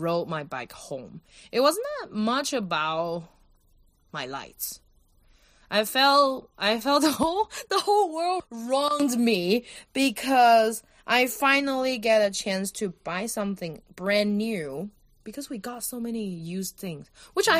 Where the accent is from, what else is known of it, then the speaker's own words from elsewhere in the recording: Kaohsiung, Taiwan; moved away as an adult; also born or lived in India; Kaohsiung, my hometown